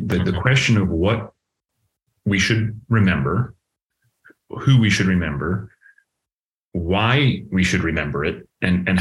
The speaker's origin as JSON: {"language": "English", "region": "Massachusetts", "country": "United States", "tie": "born or raised there", "also_born_or_lived": "Connecticut / Washington, D.C. / Pittsburgh", "moved": "as an adult", "lives_now": "Columbus, United States", "said": "I grew up in Massachusetts"}